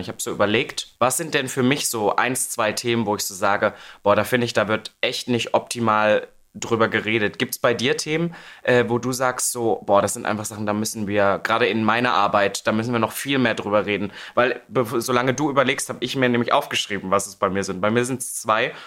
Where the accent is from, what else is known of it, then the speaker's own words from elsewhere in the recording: Halle, Saxony-Anhalt, Germany; in der Stadt, wo ich aufgewachsen bin, Halle Saale